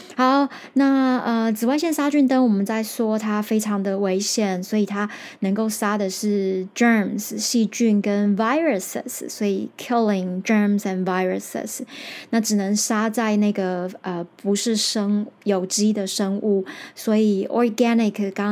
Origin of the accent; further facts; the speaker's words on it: Taiwan; first language Taiwanese Hokkien; Chinese is a second language; 我就是说台语长大的嘛